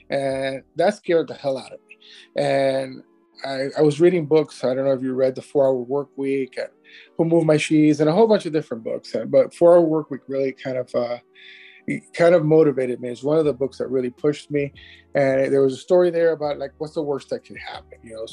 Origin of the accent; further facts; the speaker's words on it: Miami, Florida, United States; also born or lived in Cuba; I've grown up here in Miami, so I've been here pretty much my entire life. Uh, Miami, Miami native